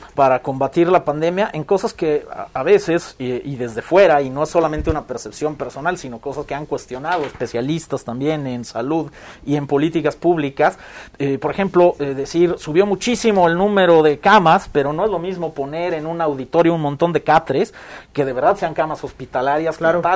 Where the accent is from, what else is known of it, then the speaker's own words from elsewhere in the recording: Mexico; como sociedad mexicana